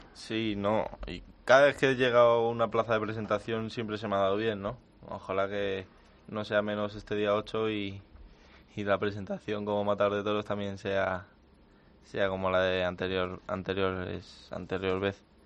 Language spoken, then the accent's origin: Spanish; Colmenar Viejo, Community of Madrid, Spain; el ser de Madrid y de la zona de la que yo soy, de la Sierra de, de Madrid y de Colmenar Viejo